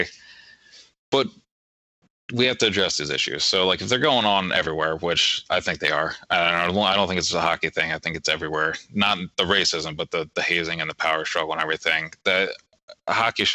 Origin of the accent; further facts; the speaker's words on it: Maryland, United States; growing up in Maryland in a predominantly white area